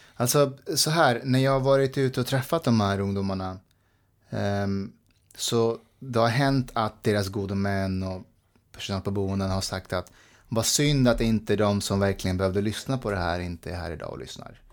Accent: Nacka, Stockholm County, Sweden; Swedish is a second language; also born or lived in Afghanistan; jag växte upp i Nacka

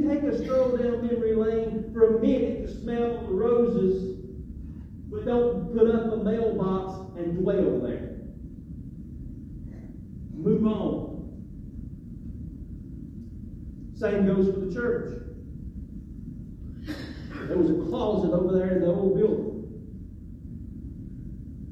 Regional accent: Macon, Georgia, United States; I grew up in Macon

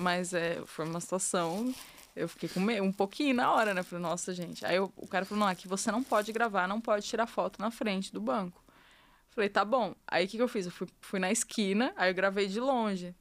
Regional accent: Brazil; eu sou brasileira

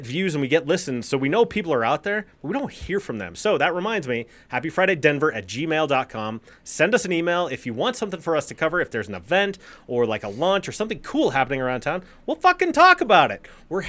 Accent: Colorado, United States; And the lifestyle, I'm not a Texan.

